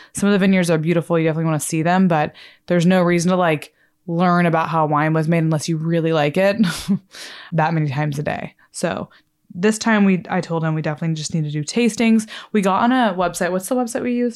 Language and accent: English; Texas, United States; I'm from Texas